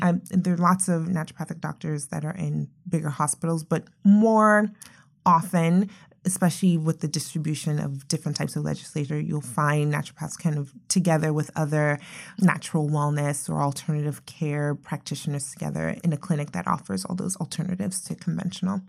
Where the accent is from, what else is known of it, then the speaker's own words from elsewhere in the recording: Nigeria; moved away; I'm originally from Nigeria